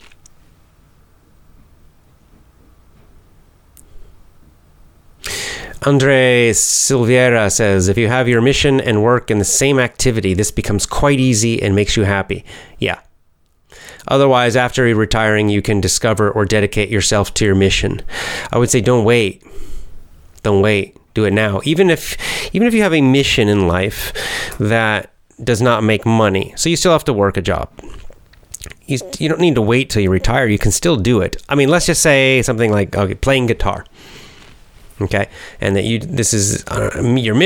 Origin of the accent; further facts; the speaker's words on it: the South, United States; I was raised in the South in the United States